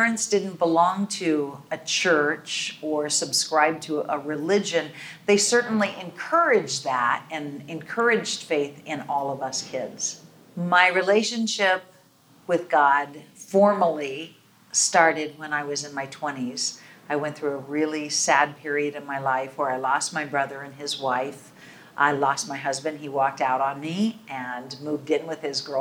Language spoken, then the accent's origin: English; Oregon coast, United States; now in Seattle, United States; I grew up on the Oregon coast